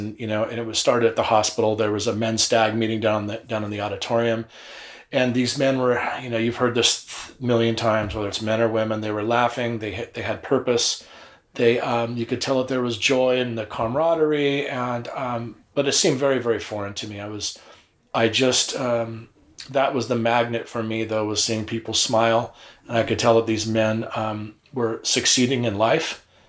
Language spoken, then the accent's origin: English; Long Beach, California, United States; Growing up in Long Beach, the scene was awesome.